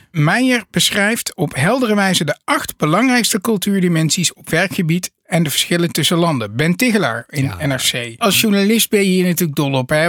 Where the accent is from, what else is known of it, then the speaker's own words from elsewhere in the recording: Netherlands; Wij zijn trouwens als Nederlanders ook low context